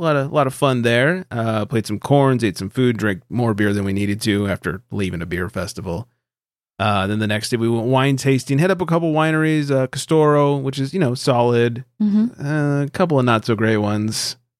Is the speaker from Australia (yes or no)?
yes; Australia; I'm from Australia. I can't keep it going.